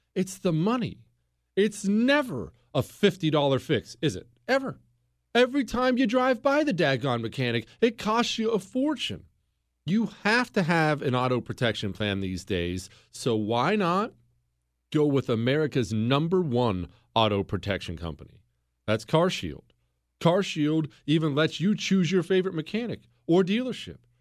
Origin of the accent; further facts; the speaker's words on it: United States; I'm not French. I'm an American